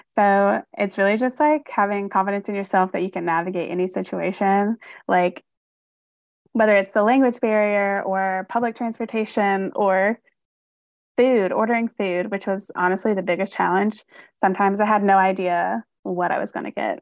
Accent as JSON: {"language": "English", "region": "North Carolina", "country": "United States", "moved": "as an adult", "lives_now": "Michigan, United States", "said": "I'm originally from North Carolina, and I moved to Michigan about I guess it's, like, going on five years now"}